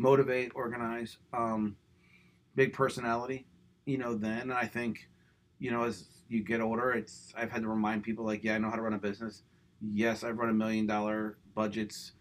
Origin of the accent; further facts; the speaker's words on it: Levittown, Pennsylvania, United States; also born or lived in Central Bucks, Pennsylvania; we grew up in Levittown